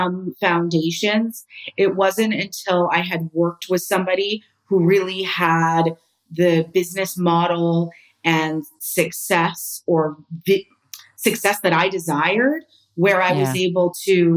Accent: Canada; moved away as an adult; now in Spain; I'm Canadian

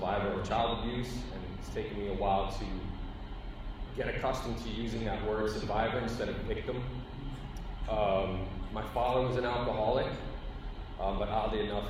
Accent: New York City, New York, United States; I grew up in the Bronx in a housing

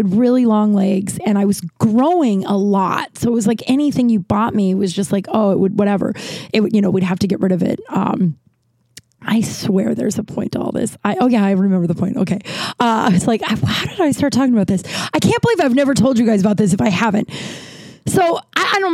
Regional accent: Littleton, Colorado, United States; also born or lived in Lakewood, Colorado; I'm from Colorado. I went to high school in a place called Lakewood, which is right. I'm from Littleton

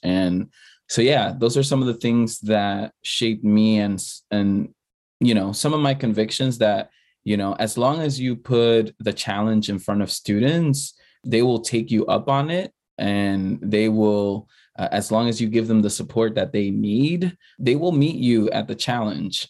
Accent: New York City, New York, United States; English is a second language; growing up as an undocumented student in the Bronx

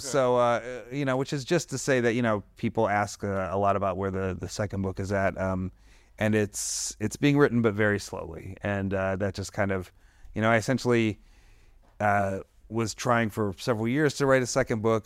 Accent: Detroit, Michigan, United States; I'm from Detroit

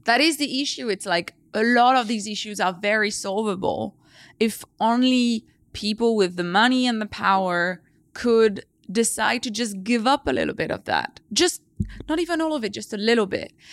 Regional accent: France; moved away; I grew up in the French countryside, surrounded by nature.

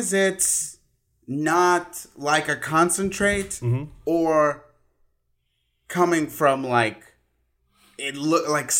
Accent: Mexico City, Mexico; Apple soda that I grew up with in Mexico. Because my childhood was in Mexico City.

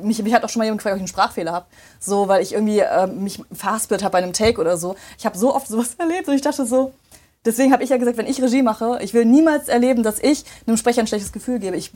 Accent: Remscheid, North Rhine-Westphalia, Germany; So, ich habe mich vorgestellt, habe gesagt, hi … ich komme aus Remscheid und so und so, ne?

